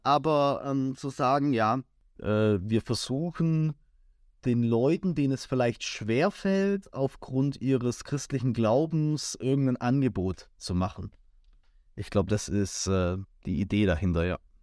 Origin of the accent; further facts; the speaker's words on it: near Crailsheim, Baden-Württemberg, Germany; das ist jetzt nicht mein Heimatort, ich äh, komme jetzt aus der näheren Umgebung, aber ich arbeite in Kreilsheim